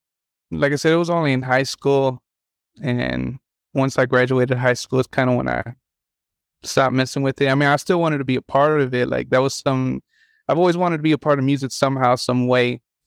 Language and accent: English; Chicago, Illinois, United States; born there; now in Humboldt, United States; So I was born in Chicago, but my parents, at like when I was 6 months old